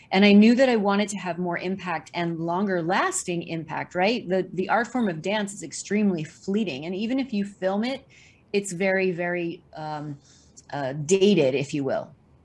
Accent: Missouri, United States; now in New York City, United States; living in New York City for the past 30 years in the theater, film, and television showbiz world. And I moved to New York City from Missouri to pursue a career in dance.

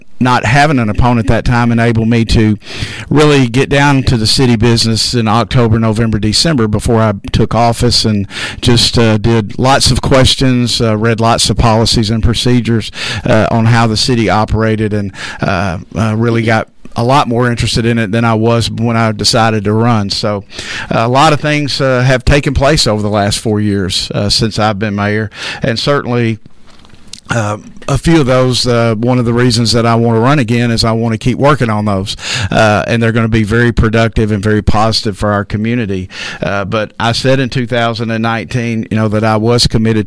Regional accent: Hope, Arkansas, United States; moved away as an adult; now in Texarkana, United States; I was born and raised in Hope, Arkansas, kind of close.

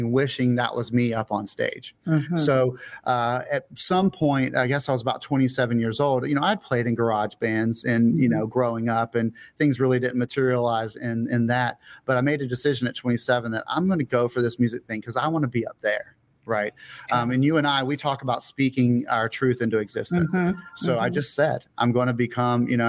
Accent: Pensacola, Florida, United States; moved away; I was born where I am right now in Pensacola, Florida. I did leave for 10 years and came back. So I've been back here in my hometown for a long time

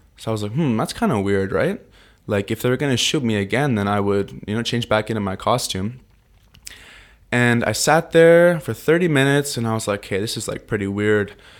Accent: Vancouver, British Columbia, Canada; moved away as an adult; also born or lived in Toronto, Ontario; now in Tokyo, Japan; I grew up in Vancouver, Canada, since I was five years old. I was actually born in Toronto, Ontario on a farm

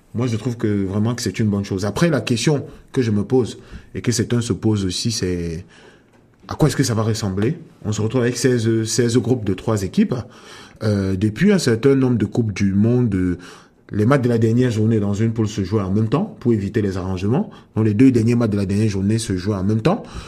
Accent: Cameroon; moved away as an adult; also born or lived in France; now in Canada; je, suis né au Cameroun et à ce jour j'ai passé presque la moitié de de ma vie euh, hors du Cameroun

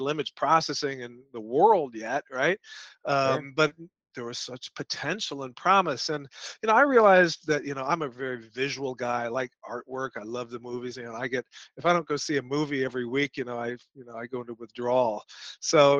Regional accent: Evanston, Illinois, United States; moved away as an adult; also born or lived in Champaign-Urbana, Illinois; now in Austin, United States; most of my childhood was north of Chicago

